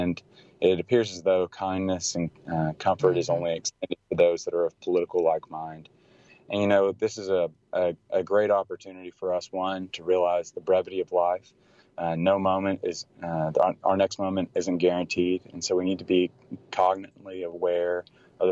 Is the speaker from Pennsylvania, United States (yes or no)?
no; Tennessee, United States; now in Dallas, United States; I grew up in Tennessee